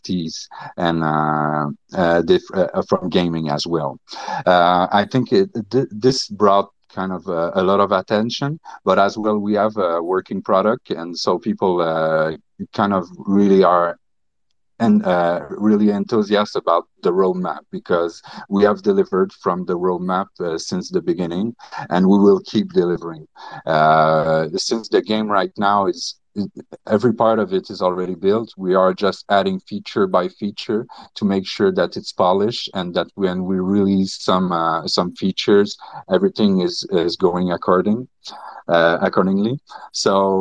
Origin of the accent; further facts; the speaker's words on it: Canada; English is a second language; I'm French Canadian